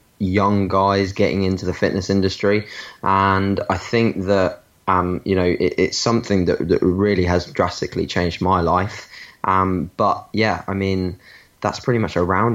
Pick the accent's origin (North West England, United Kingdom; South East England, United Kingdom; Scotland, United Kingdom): South East England, United Kingdom; Brighton; I'm from Brighton in the UK